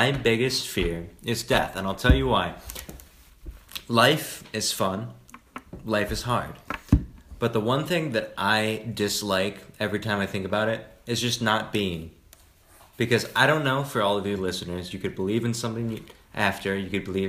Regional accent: Ireland; I'm actually Irish, so that means that I'm just going to be naturally drunk all of the time.

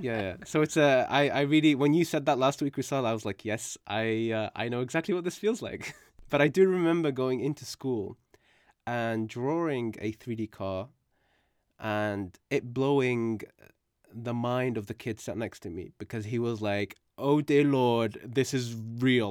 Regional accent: United Kingdom; English is a second language; when we moved to the U K, uh, it was, um, for, you know, in search of a better life. And, um, at the age of four

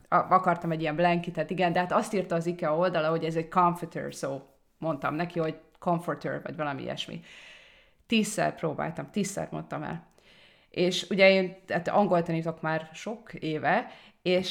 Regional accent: Hungary; moved away

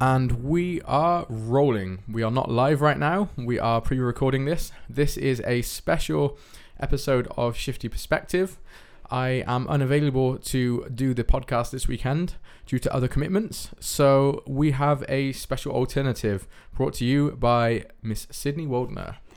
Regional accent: United Kingdom; now in Netherlands; I'm from the United Kingdom

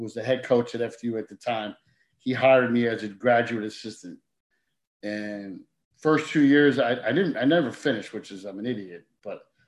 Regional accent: Bloomfield, New Jersey, United States; I grew up in Bloomfield, played basketball there

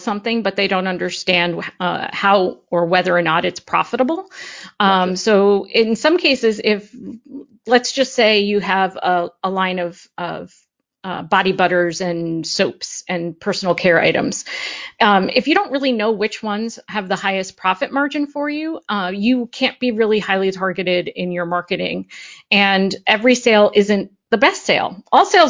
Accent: Parsippany, New Jersey, United States; I grew up in Parsippany, New Jersey

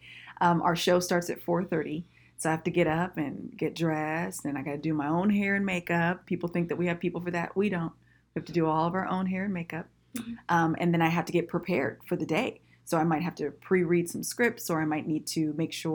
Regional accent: Vallejo, California, United States; moved away as an adult; now in Sacramento, United States; I actually grew up in the Bay Area. I'm from Vallejo

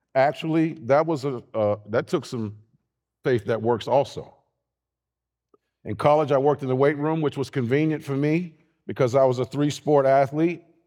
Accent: Youngstown, Ohio, United States; growing up in Youngstown, Ohio, right, right, north side

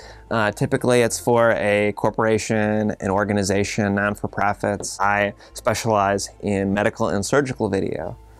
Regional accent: Kankakee, Illinois, United States; I'm born and raised in Kankakee, Illinois. I grew up on Chicago Avenue in the historical district.

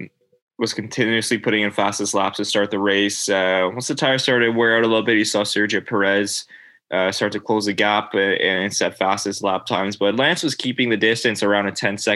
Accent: Canada; as a Canadian

